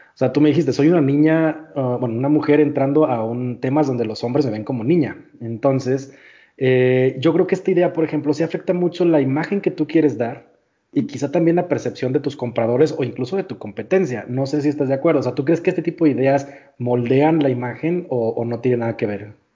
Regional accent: northern Mexico, Mexico; yo, como buen norteño

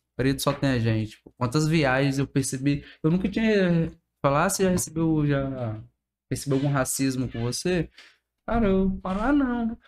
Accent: Vila Velha, Espírito Santo, Brazil; Sou cria do Aribiri, como toda a galera fala, né? … do Aribiri

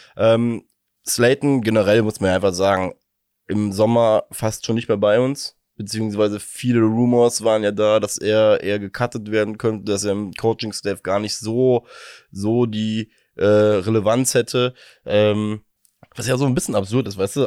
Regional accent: Germany; als Deutscher

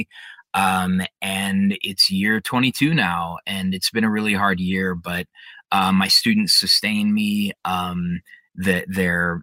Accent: Denver, Colorado, United States; I was born and raised in Denver, Colorado

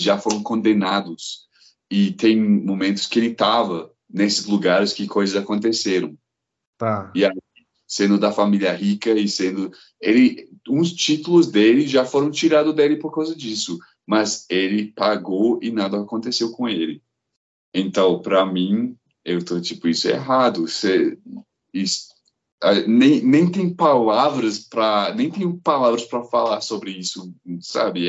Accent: Glasgow, Scotland, United Kingdom; first language English; Portuguese is a second language; moved away as an adult; now in Belo Horizonte, Brazil; eu sou de Glasgow. Lá, tipo, na Escócia, o povo come as palavras, mas ainda é lá em Glasgow. Então eu cresci com isso

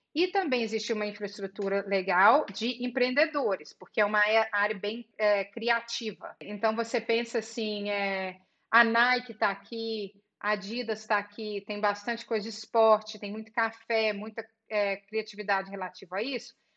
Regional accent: Belo Horizonte, Minas Gerais, Brazil; moved away as an adult; now in United States; nasci no interior de Minas e mudei para Belo Horizonte e, e, fiz a época de escola, cresci tudo em Belo Horizonte.

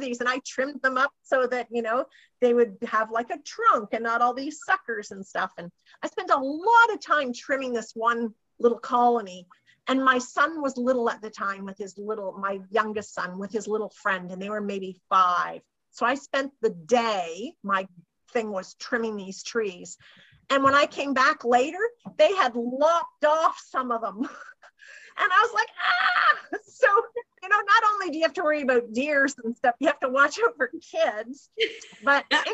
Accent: Ontario, Canada; I'm from Ontario

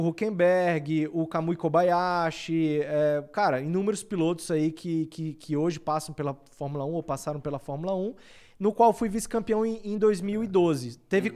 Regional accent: Barreiras, Bahia, Brazil; moved away; E na época eu morava em Barreiras, que é a minha cidade natal, fica na Bahia

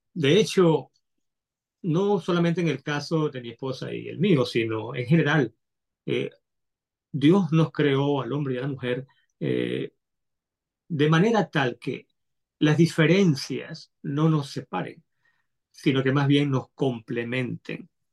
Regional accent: Caracas, Capital District, Venezuela; yo soy, eh, a mucha honra, venezolano, nacido en Caracas, Caracas, Venezuela.

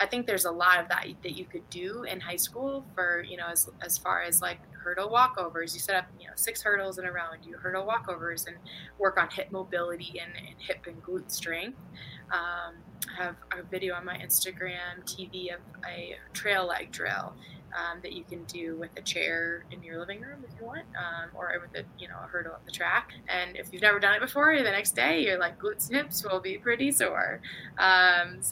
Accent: St. Louis, Missouri, United States; moved away as an adult; also born or lived in Tallahassee, Florida; I'm from St. Louis, Missouri

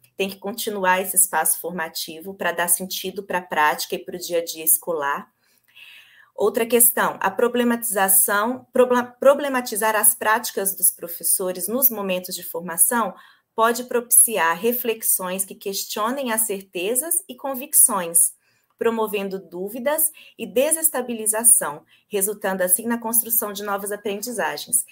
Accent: Governador Valadares, Minas Gerais, Brazil; accent: mineiro; moved away as an adult; also born or lived in Viçosa / São Paulo; now in São Bernardo do Campo, Brazil; Eu pelo sotaque, vocês vão ver, eu sou mineira, sou de Governador Valadares

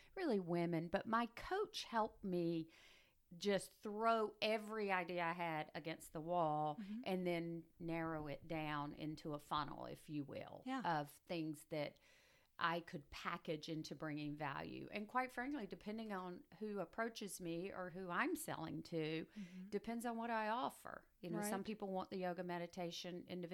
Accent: Macon, Georgia, United States; moved away as an adult; also born or lived in Albany, Georgia / Jacksonville, Florida; now in Volusia County, United States; I was born and raised in Macon

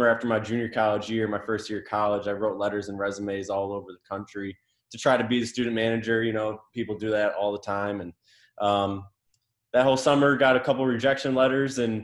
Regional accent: near Syracuse, New York, United States; moved away as an adult; also born or lived in Mobile, Alabama; now in Michigan, United States; I grew up near Syracuse

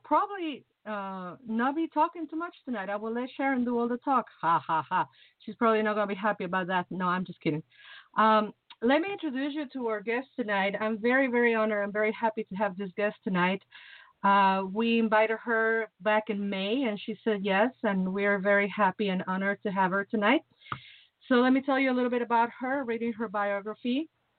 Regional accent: Mexico; now in Chicago, United States; I'm from the tropic, you know. I'm from Mexico

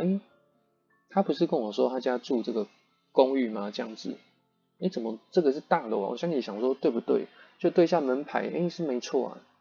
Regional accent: Yilan County, Taiwan; 我是宜兰人，就不熟台北的路嘛

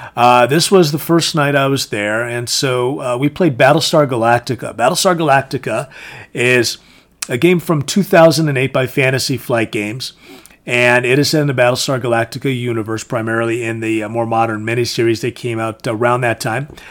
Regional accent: Connecticut, United States; it was starting to get popular where I grew up in Connecticut.

